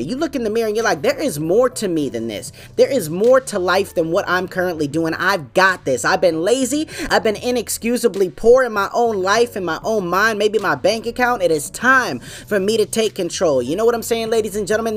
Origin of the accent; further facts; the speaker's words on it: New England, United States; I'm from New England, man. That's my home team